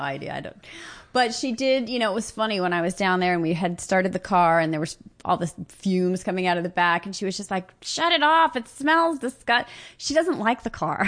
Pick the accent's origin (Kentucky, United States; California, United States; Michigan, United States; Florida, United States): California, United States; Los Angeles; I grew up in the San Fernando Valley